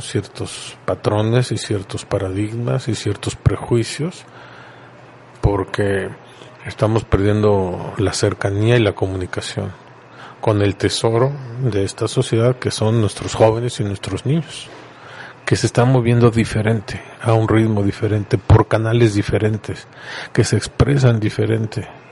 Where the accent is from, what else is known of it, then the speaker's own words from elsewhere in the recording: Puebla, Mexico; Nosotros somos poblanos charroneros y de ahí no nos mueven